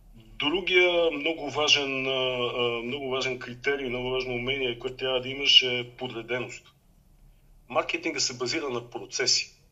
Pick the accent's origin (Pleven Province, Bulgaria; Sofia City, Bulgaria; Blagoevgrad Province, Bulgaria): Blagoevgrad Province, Bulgaria; Blagoevgrad; moved away as an adult; also born or lived in Sofia, Bulgaria; now in Austria; в моя роден град, в Благоевград